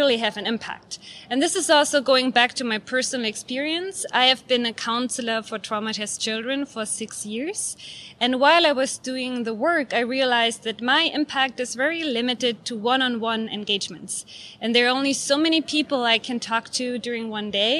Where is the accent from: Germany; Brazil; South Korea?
Germany; moved away; my home country, Germany